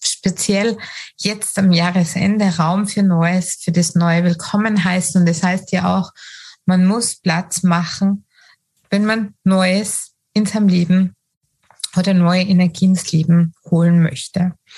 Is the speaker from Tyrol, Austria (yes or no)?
yes; Tyrol, Austria; bei uns in Tirol, Österreich